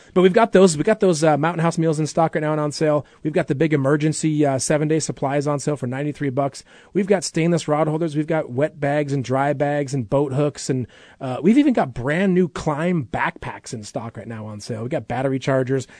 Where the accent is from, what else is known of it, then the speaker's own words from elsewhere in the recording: Midwest, United States; now in Alaska, United States; I grew up camping in the Midwest